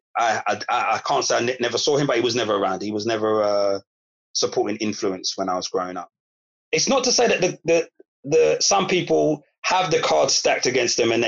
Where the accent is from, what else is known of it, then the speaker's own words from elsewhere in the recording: London, United Kingdom; I grew up in Broccoli. I grew up on an estate, a Turnham estate